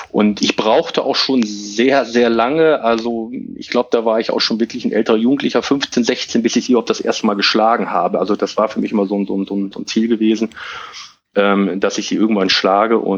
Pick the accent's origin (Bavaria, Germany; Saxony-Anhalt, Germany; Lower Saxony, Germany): Lower Saxony, Germany; Hilter; Aber ähm, ich komme aus Hilter und ähm, ich wohne in Hilter